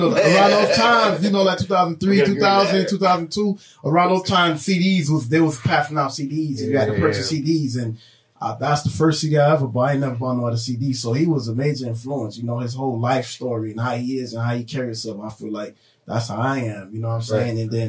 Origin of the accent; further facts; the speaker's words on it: Miami, Florida, United States; Born there, so I was Jackson Hospital. Okay. And then you know, growing LH. Up as so like I said, in Little Haiti area, Biscayne Boulevard area.